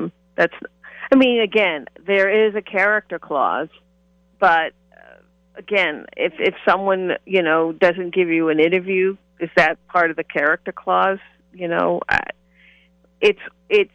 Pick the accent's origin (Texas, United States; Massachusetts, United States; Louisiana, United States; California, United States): Massachusetts, United States; Boston; I'm from the Boston area